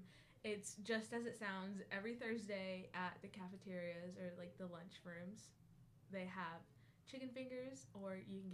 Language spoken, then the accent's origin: English; Oklahoma, United States; I am from Oklahoma